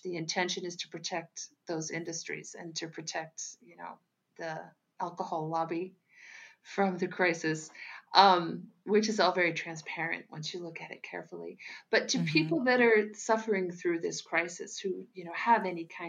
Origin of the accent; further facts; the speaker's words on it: United States; moved away as an adult; also born or lived in Lisbon, Portugal; now in Portugal; I'm American, but I moved to Portugal in 1993 to accept a job with the Gulbenkian Orchestra in Lisbon